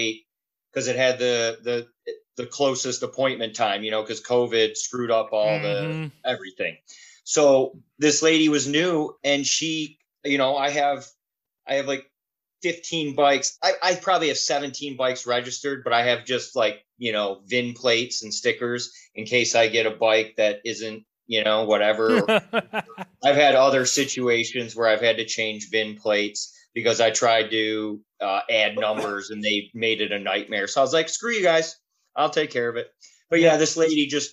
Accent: Warren, Michigan, United States; also born or lived in Detroit, Michigan; I grew up in Warren

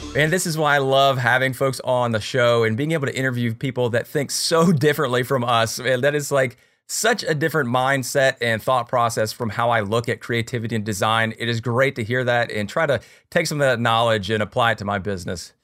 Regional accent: United States; I'm so American

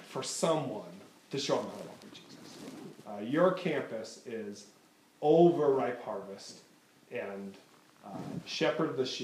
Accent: Waterloo, Iowa, United States; moved away as an adult; now in Oregon, United States; I grew up in eastern Iowa.

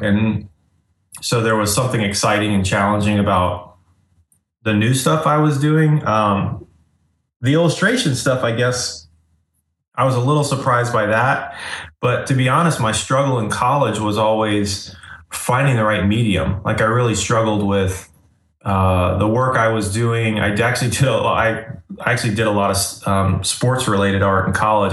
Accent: Asheville, North Carolina, United States; also born or lived in Florida; I grew up in Florida and then I moved to Asheville, North Carolina when I was like 11 years old. So I grew up, I kind of consider Asheville, North Carolina where I grew up.

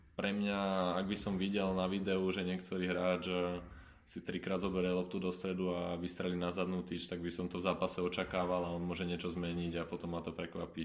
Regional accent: Bratislava, Bratislava Region, Slovakia; ja som chalan z Bratislavy a a niektorých ľudí priamo z toho teda nášho kotlu poznám e, osobne, niektorými som vyrastal

